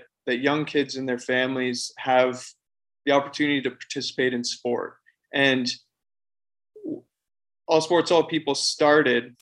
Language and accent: English; Forest, Ontario, Canada; I grew up in southwestern Ontario in Canada. My hometown's Forest